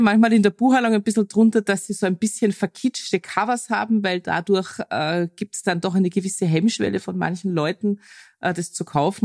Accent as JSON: {"language": "German", "country": "Austria", "said": "als Österreicherin"}